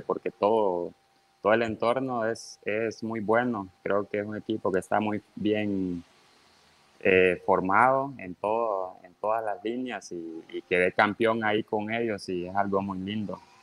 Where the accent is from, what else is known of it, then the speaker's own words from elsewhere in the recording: Honduras; also born or lived in Tegucigalpa; me vine para el pueblo, a, a mi pueblo donde está mi mamá